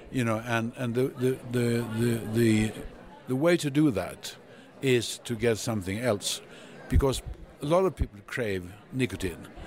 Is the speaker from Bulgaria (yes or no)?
no; Sweden; I'm a physician from Sweden.